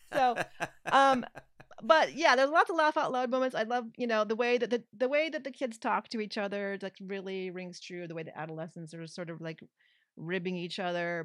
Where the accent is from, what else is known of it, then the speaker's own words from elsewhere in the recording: California, United States; even as a Californian